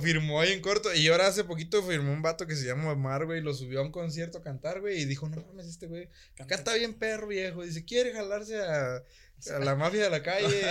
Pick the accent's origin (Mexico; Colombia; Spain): Mexico; Michoacán; soy de Michoacán